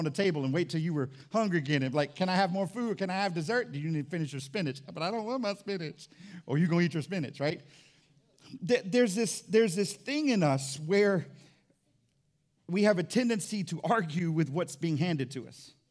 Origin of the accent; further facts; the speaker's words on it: Fort Walton Beach, Florida, United States; So now we grew up in Fort Walton Beach together. I moved all over the place.